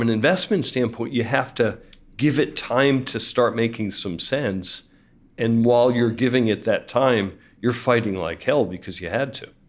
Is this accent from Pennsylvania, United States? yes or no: yes; Philadelphia, Pennsylvania, United States; also born or lived in San Francisco Bay Area; now in San Francisco, United States; I'm from Philadelphia, but I live in San Francisco or the Bay Area